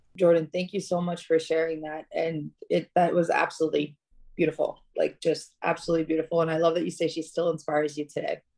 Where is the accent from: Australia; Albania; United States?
Albania; Tirana, Tirana County; moved away; I was born in Albania, in Tirana